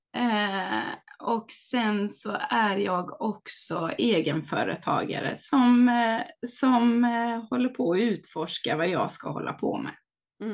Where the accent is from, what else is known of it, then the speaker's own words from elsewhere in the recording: Hultsfred, Kalmar County, Sweden; now in Varberg, Sweden; jag kommer från Småland, Hultsfred